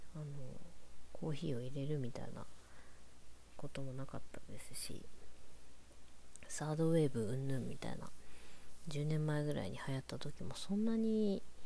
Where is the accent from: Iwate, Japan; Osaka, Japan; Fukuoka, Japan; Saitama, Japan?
Iwate, Japan; Morioka; born or raised there; moved away; also born or lived in Tokyo